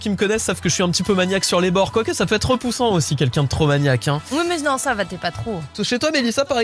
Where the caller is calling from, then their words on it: Saint-Brevin-les-Pins, Pays de la Loire, France; De Saint-Brévin.